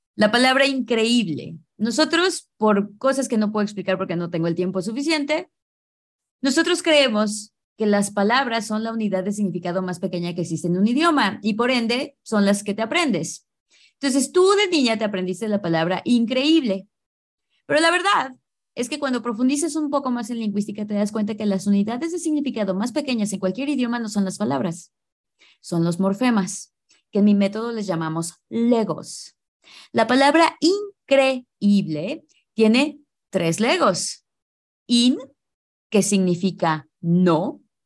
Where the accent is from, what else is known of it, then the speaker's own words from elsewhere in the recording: Mexico; first language English; soy mexicana